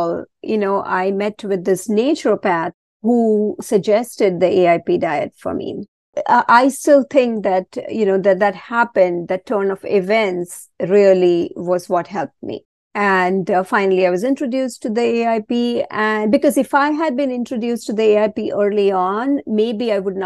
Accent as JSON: {"language": "English", "country": "India", "tie": "born or raised there", "moved": "yes", "said": "I was born and raised a Hindu. I was born in India and always raised a Hindu"}